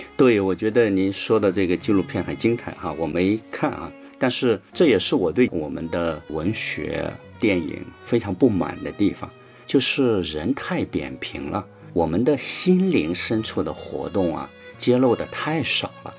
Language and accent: Chinese; China; 我们中国人常说“养儿养老”